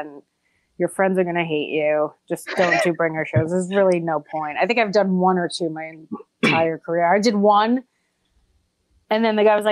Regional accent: New York, United States; I'm from New York, so it's not like I had to move here and save a bunch of money. I've just been struggling in New York since I was born.

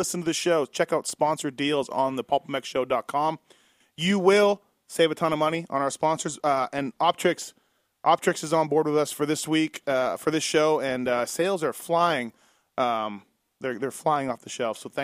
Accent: Canada; now in Las Vegas, United States; Me being a Canadian.

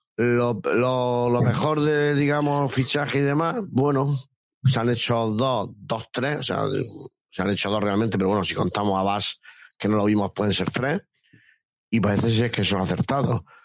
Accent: Cartagena, Region of Murcia, Spain; Yo soy de Cartagena

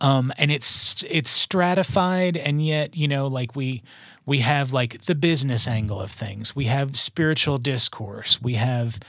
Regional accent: Mount Juliet, Tennessee, United States; also born or lived in New York; I grew up in Mount Juliet from when I was 5 years old till well, I mean, until I went away to college

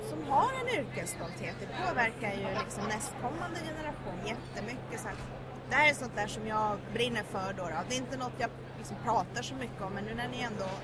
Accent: Sweden; jag är ju född och uppvuxen i Sverige men min pappa har bott i Colombia sedan jag var sex år gammal så jag har ju varit mycket där.

